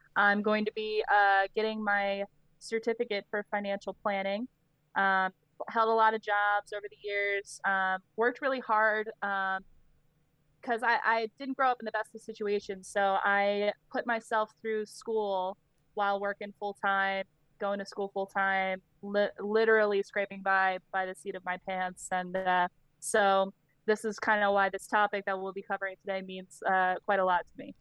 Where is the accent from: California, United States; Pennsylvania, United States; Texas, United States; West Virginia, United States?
Pennsylvania, United States; Shippensburg; I grew up in Shippensburg, Pennsylvania